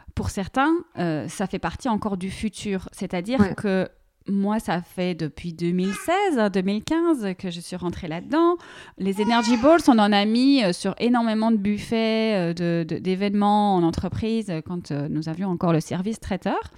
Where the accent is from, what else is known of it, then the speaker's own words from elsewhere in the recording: Belgium; also born or lived in near Paris, France; now in France; moi je suis belge